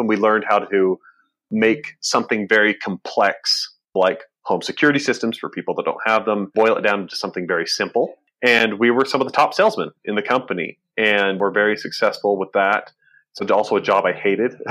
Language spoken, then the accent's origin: English; Burley, Idaho, United States; I was born in Idaho, Burley, Idaho specifically, and grew up working on a potato farm.